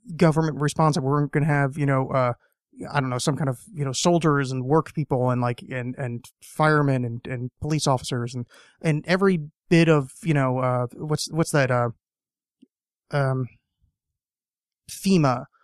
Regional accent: United States; being an American

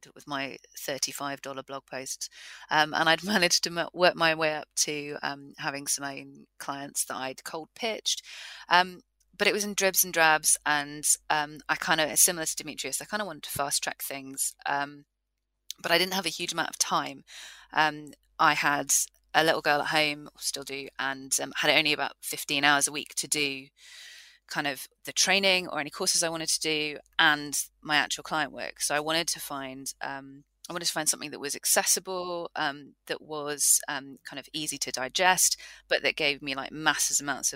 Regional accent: Newbury, South East England, United Kingdom; I'm from Newbury

